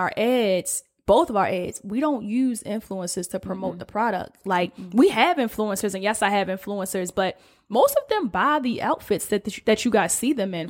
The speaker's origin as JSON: {"language": "English", "town": "Baltimore", "region": "Maryland", "country": "United States", "moved": "as an adult", "lives_now": "Los Angeles, United States", "said": "we're two girls from the Alameda in Baltimore, Maryland, Northeast to be exact."}